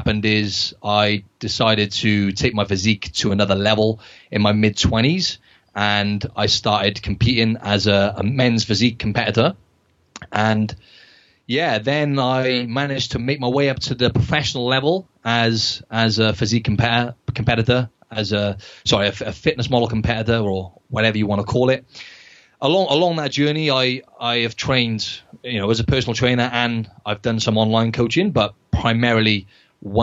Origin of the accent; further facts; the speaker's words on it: Wales, United Kingdom; moved away as an adult; now in Sydney, Australia; I'm originally from Wales in the UK